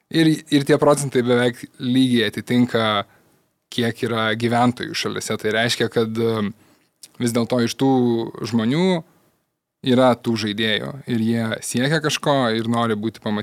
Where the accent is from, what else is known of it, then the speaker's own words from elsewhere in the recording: Kaunas, Kaunas County, Lithuania; aš iš Kauno, tai sargau Žalgerį